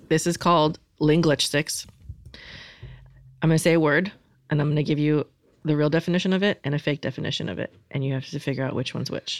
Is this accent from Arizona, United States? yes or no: no; Florida, United States; I'm from Florida